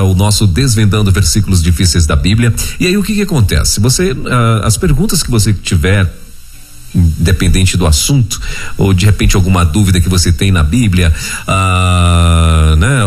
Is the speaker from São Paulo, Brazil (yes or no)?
no; Castanhal, Pará, Brazil; uma cidade perto de onde eu nasci, né? É Castanhal ali no, entendeu? No Pará